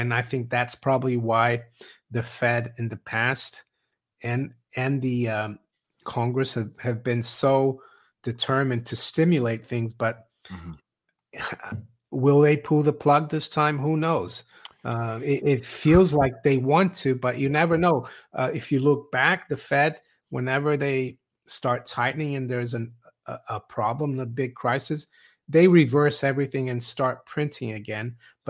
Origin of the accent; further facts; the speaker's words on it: Switzerland; moved away as an adult; I was surprised when I moved here in my 20s, 30 years ago. I was from Switzerland. In Switzerland, back then it was different.